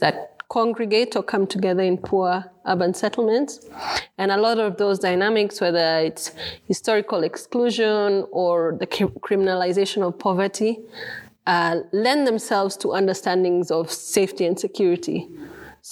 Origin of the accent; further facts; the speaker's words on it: Kenya; I'm a Kenyan